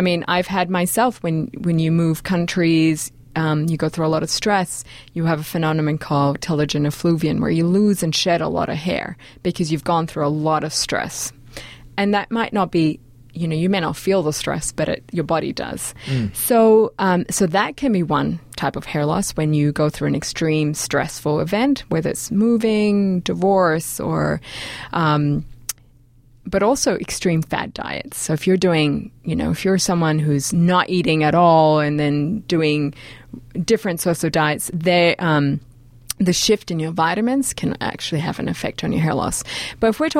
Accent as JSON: {"language": "English", "country": "Australia", "said": "I'm from Australia"}